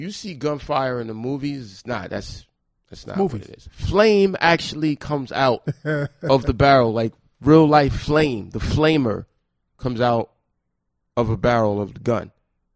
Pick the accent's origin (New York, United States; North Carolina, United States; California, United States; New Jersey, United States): New York, United States; New York City; growing up in Southside Jamaica, Queens